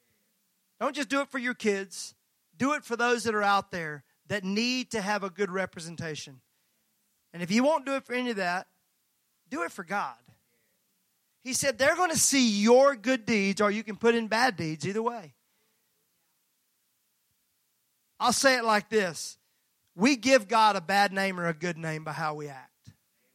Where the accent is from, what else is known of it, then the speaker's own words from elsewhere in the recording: Mississippi, United States; I was raised in Mississippi.